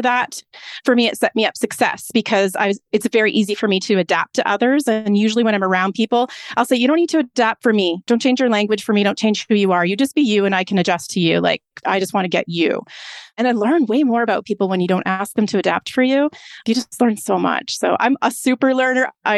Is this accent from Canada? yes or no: yes; Lethbridge, Alberta, Canada; I'm from the Lethbridge area. I was born in Lethbridge, Alberta.